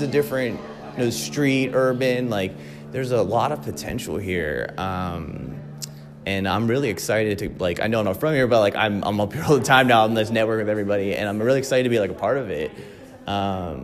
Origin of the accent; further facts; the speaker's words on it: Springfield, Missouri, United States; I am from Springfield. I live in Springfield